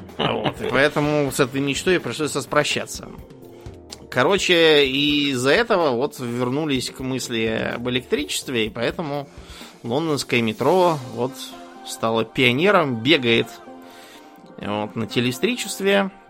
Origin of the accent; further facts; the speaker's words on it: Moscow, Russia; я помню, как я в детстве ездил в Союзное Бутово, возвращаясь из школы